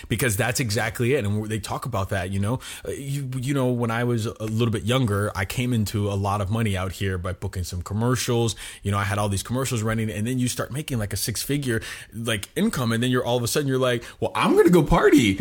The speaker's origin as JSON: {"language": "English", "town": "Miami", "region": "Florida", "country": "United States", "tie": "born or raised there", "also_born_or_lived": "Chicago", "moved": "as an adult", "said": "We moved to Florida, Miami, Florida, when I was five years old, um, and I basically did all my schooling and everything in Florida till I was 18."}